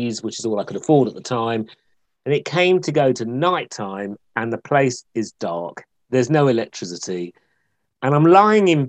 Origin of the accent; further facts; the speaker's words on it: Essex, East of England, United Kingdom; moved away; I grew up in Essex